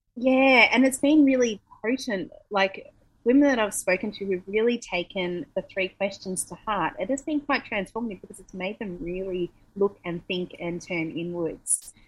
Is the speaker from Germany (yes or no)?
no; Australia; moved away as an adult; also born or lived in Melbourne; now in Bali, Indonesia; as an Australian